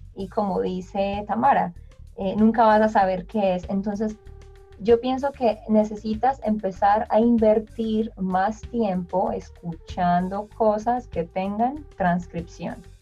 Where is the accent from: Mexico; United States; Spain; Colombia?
Colombia; yo soy colombiana